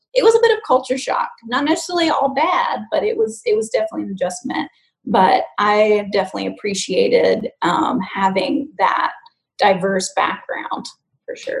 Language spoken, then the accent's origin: English; United States; also born or lived in London; as an American